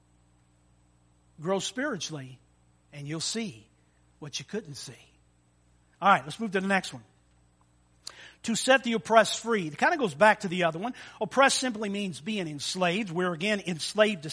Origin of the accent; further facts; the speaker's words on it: Almont, Michigan, United States; I grew up in Almont, Michigan, as a little boy